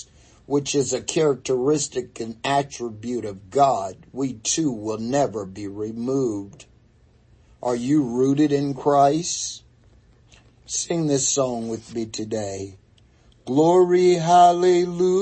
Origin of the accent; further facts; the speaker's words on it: North Carolina, United States; When I grew up in North Carolina, we heated our home with wood.